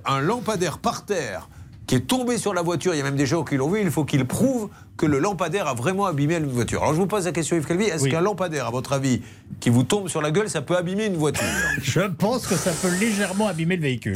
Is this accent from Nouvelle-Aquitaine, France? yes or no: yes; Bordeaux, Nouvelle-Aquitaine, France; je suis de Bordeaux